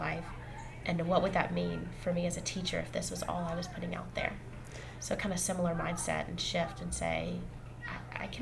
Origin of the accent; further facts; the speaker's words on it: Jackson, Mississippi, United States; moved away as an adult; now in Vermont, United States; I grew up in Mississippi, and the high school I went to was about 50% black and 50% white